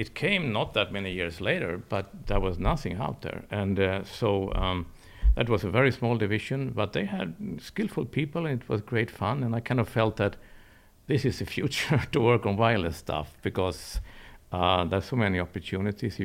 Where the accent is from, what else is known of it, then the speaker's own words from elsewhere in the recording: Stockholm, Stockholm County, Sweden; I'm Swedish. I was brought up in Stockholm.